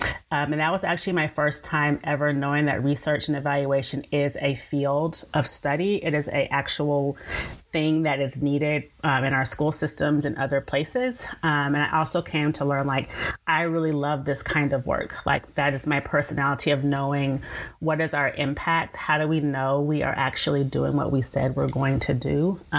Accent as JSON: {"language": "English", "town": "Tulsa", "region": "Oklahoma", "country": "United States", "tie": "born or raised there", "also_born_or_lived": "Atlanta, Georgia", "moved": "as an adult", "lives_now": "Austin, United States", "said": "currently live in the Austin, Texas area. I've been here since 2009. But I'm originally from Tulsa, Oklahoma. That's where I was born and raised."}